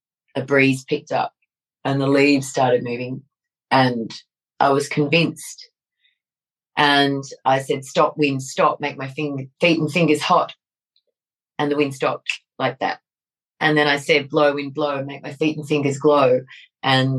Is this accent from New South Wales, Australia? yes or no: yes; Sydney, New South Wales, Australia; when I was growing up in the southern suburbs of Sydney, New South Wales, Australia, I was 5 or 6